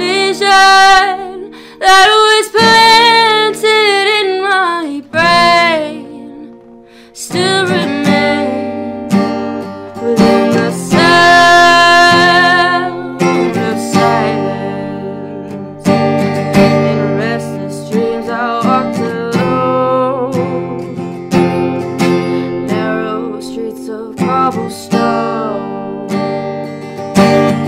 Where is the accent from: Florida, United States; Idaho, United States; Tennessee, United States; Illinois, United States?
Idaho, United States; Idaho Falls; I am from Idaho Falls, and I'm a musician